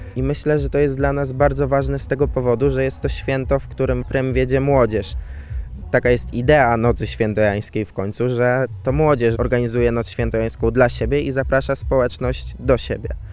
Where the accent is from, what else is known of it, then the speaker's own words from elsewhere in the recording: Bazar, Lublin Voivodeship, Poland; pochodzę ze wsi, w której mieszkał Jan III Sobieski i w której spędzał miesiąc miodowy z Marysieńką